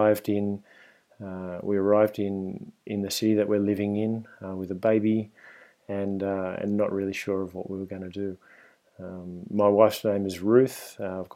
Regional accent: Sydney, New South Wales, Australia; accent: Australian; moved away as an adult; now in Spain; you can probably hear from my accent if you're listening at home that I'm Australian. And I grew up in Sydney and lived there until I was around 30 years old

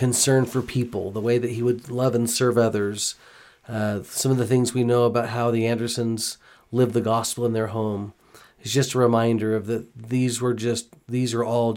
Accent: Houston, Texas, United States; moved away; I grew up in Houston

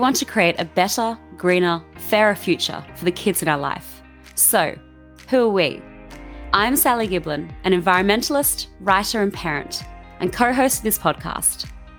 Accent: Australia; accent: Aussie; you've just got my Aussie accent today.

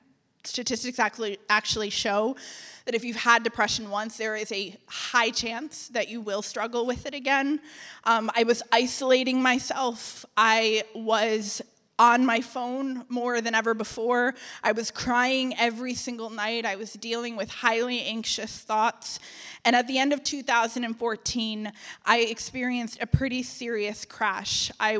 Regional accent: Connecticut, United States; now in Atlanta, United States; when I packed up my life and I moved to Atlanta from Connecticut.

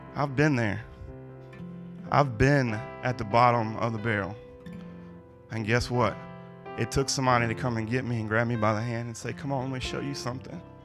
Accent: Louisiana, United States; now in Ohio, United States; I'm from Louisiana

